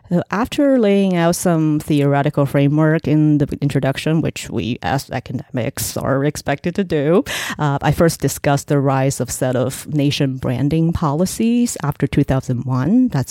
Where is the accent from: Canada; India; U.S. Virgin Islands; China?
China; Shenzhen, Guangdong; moved away as an adult; also born or lived in Shanghai; now in United States; So that's where I went as a 9-year-old, and I spent the next 10 years there growing up in Shenzhen. So watching lots of Hong Kong television, learning Cantonese and English at the same time.